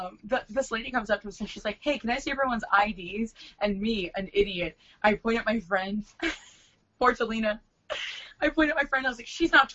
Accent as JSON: {"language": "English", "town": "Fullerton", "region": "California", "country": "United States", "tie": "born or raised there", "said": "I was born in Fullerton, California"}